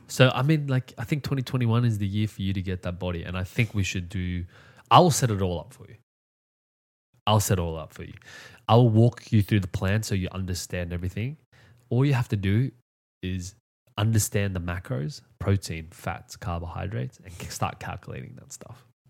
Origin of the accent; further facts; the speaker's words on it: Australia; I come from Australia